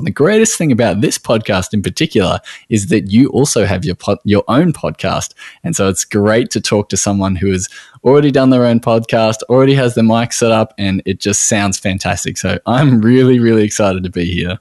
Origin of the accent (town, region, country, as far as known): Australia